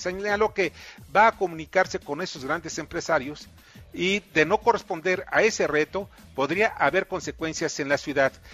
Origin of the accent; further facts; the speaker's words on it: Mexico; mi reconocimiento como mexicano